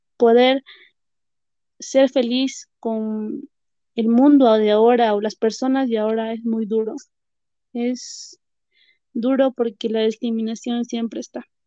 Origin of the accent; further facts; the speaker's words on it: Carhuaz, Ancash, Peru; now in Huaraz, Peru; yo vivo en Huaraz actualmente y nací en Caruaz. Es zona sierra de Perú